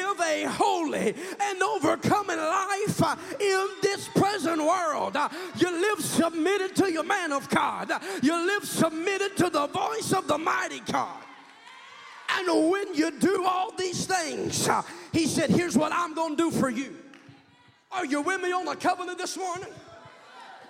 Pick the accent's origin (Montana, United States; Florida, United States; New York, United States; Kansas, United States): Kansas, United States; I'm from Kansas. I'm a hillbilly